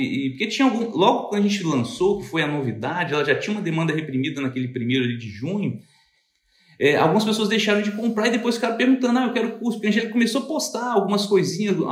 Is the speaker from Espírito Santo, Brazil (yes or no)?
yes; Cachoeiro de Itapemirim, Espírito Santo, Brazil; eu sou de Cachoeira